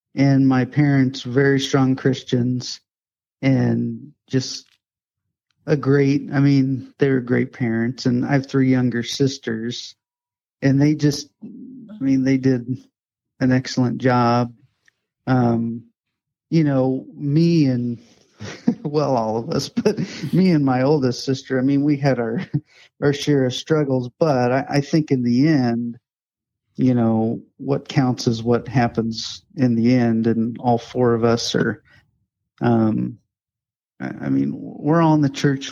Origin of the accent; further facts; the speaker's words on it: Indianapolis, Indiana, United States; moved away as an adult; also born or lived in Illinois / Mount Vernon, Ohio / Kansas City / Ashland, Kentucky; I grew up in Indiana, and I'm from Indianapolis. Grew up there